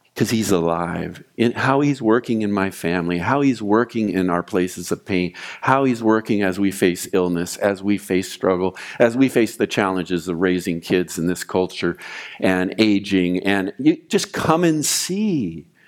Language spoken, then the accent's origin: English; Oxnard, California, United States; also born or lived in Ventura; I grew up in Oxnard